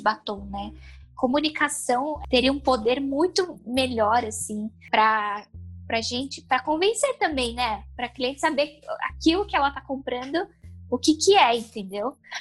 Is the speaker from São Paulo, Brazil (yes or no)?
yes; São Paulo, Brazil; eu sou de São Paulo